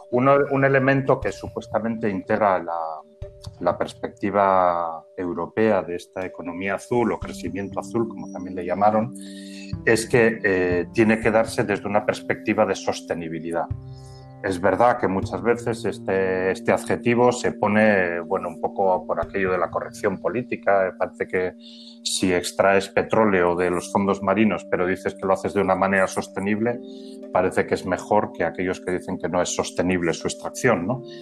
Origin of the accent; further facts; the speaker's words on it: San Sebastian, Basque Country, Spain; also born or lived in Murcia; now in Las Palmas de Gran Canaria, Spain; aunque yo soy oriundo del País Vasco, de San Sebastián concretamente.